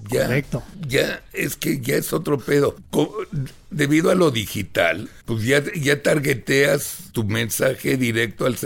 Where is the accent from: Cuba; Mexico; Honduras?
Mexico; Digo, ya somos todos mexicanos, colas de caballo los chavos, si quieren, no hay pedos